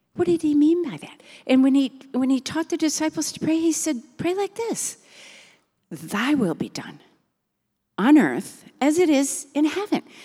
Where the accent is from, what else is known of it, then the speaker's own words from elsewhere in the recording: Milton, Wisconsin, United States; moved away as an adult; now in Virginia, United States; we grew up in Milton in a big family, six kids.